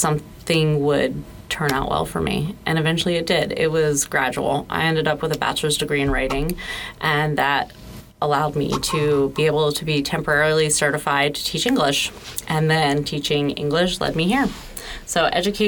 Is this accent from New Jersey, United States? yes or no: yes; Southern New Jersey, United States; moved away as an adult; now in Florida, United States; I'm from Southern New Jersey, and I moved to Florida with my then fiance